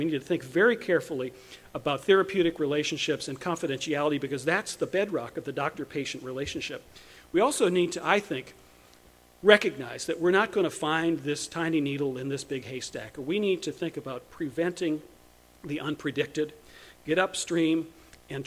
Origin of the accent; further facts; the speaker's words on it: Chapel Hill, North Carolina, United States; in North Carolina, in my hometown